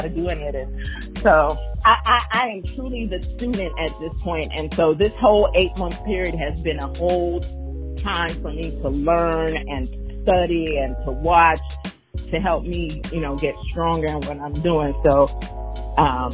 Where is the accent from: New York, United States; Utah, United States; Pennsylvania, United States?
New York, United States; moved away as an adult; now in Houston, United States; I'm actually originally from New York, but I've been in Houston since 2003. So I've been here for quite a while. And the influence of both is heavy in me because, you know, growing up in New York